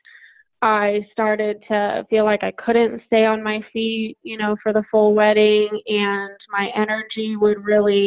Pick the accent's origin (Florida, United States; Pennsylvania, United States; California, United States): California, United States; Carmel Valley; I am from Carmel Valley, California.